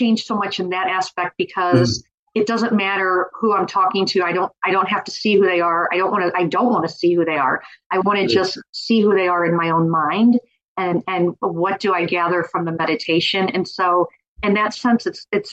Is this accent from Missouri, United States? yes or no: yes; Missouri, United States; I'm from Missouri